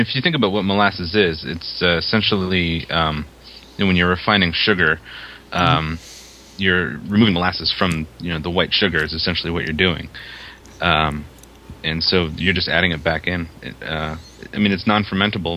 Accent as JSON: {"language": "English", "region": "Maine", "country": "United States", "said": "I'm from Maine"}